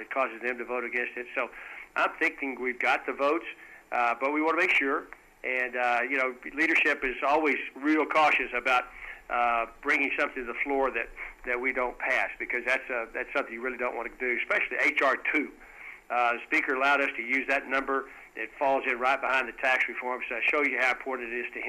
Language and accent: English; West Texas, United States; I'm from West Texas